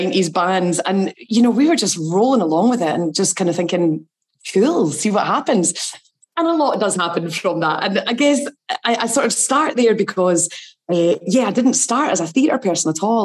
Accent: Glenrothes, Scotland, United Kingdom; I was brought up in Glenrothes in Fife

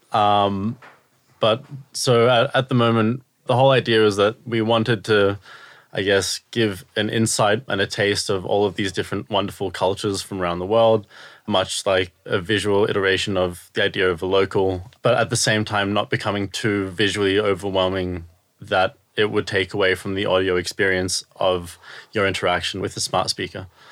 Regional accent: Australia; moved away as an adult; also born or lived in Israel; now in United Kingdom; I'm from Australia

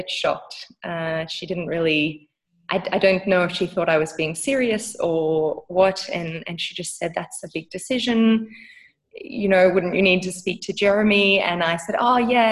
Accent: Australia; moved away as an adult; now in South Africa; We currently live in South Africa, even though I am an Australian.

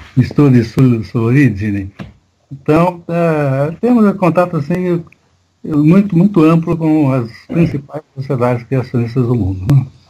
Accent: Marília, São Paulo, Brazil; born or raised there; also born or lived in São Carlos

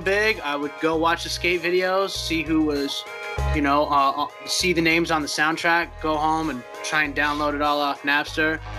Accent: West Coast, United States; moved away as an adult; also born or lived in Long Beach, California; now in Denver, United States; I grew up on the West Coast

